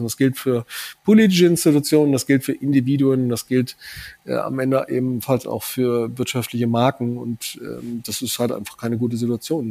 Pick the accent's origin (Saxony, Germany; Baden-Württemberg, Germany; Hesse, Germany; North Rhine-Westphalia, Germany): Hesse, Germany; southern; ich komme aus Südhessen. Ich hatte äh, während meiner Schulzeit äh, täglich äh, vier Starfighter, drei Tornados über der Schule im Tiefflug drüber knattern